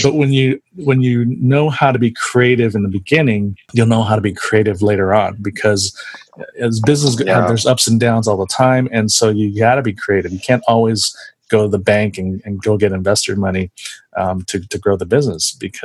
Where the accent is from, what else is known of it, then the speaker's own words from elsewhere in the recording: San Jose, California, United States; I grew up in San Jose, so I'm definitely a Warriors fan